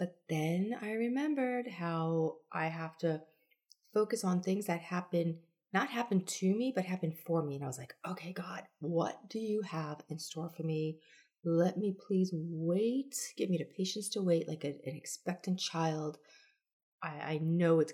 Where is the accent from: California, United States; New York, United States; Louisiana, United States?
New York, United States; also born or lived in Charleston, South Carolina; now in Florida, United States; I'm originally a New Yorker